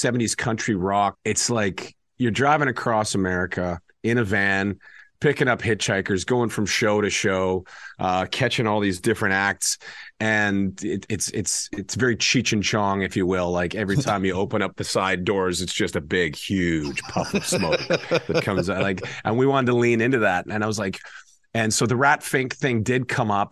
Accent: Canada; growing up in Canada

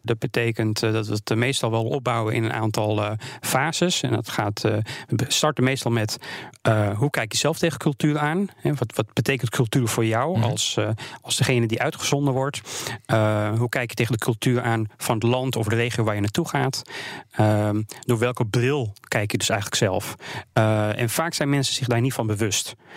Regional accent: Netherlands; wij als Nederlanders

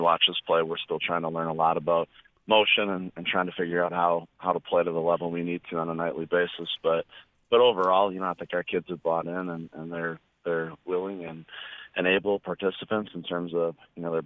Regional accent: Berlin, Wisconsin, United States; I grew up in Berlin, Wisconsin

